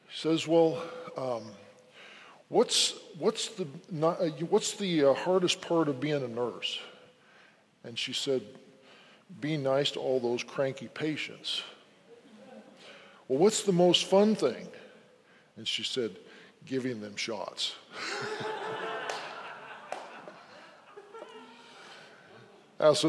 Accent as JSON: {"language": "English", "region": "Wyoming", "country": "United States", "tie": "born or raised there", "said": "I'm from Wyoming. I grew up in Wyoming."}